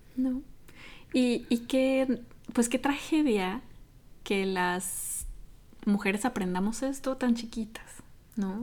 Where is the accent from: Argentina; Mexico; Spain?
Mexico; soy de México